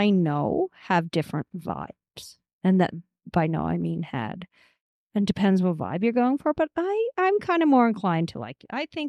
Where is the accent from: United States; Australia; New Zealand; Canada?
Canada; Sydney, Nova Scotia; I'm from Sydney.